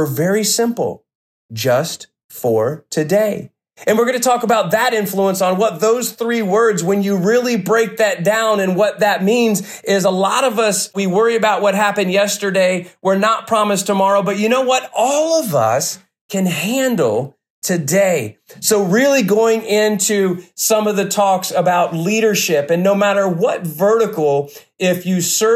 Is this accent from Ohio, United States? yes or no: yes; Cincinnati, Ohio, United States; I'm from the Cincinnati area